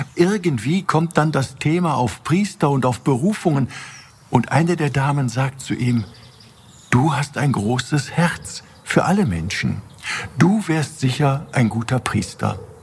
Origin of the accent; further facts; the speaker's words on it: Germany; bei uns in Deutschland